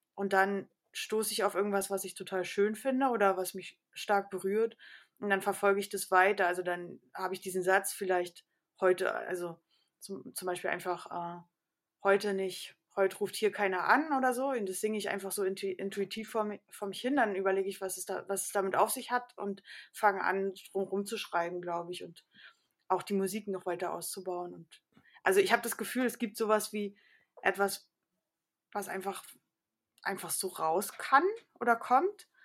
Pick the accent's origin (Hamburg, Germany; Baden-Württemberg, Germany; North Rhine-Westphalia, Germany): Baden-Württemberg, Germany; Karlsruhe; now in Berlin, Germany; ich bin äh, äh in Karlsruhe groß geworden